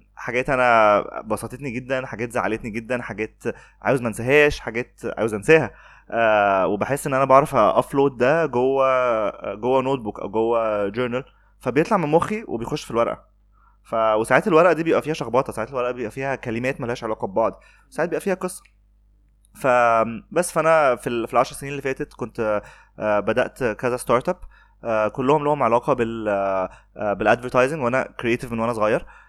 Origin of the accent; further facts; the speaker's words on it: Alexandria, Alexandria Governorate, Egypt; انا اسكندراني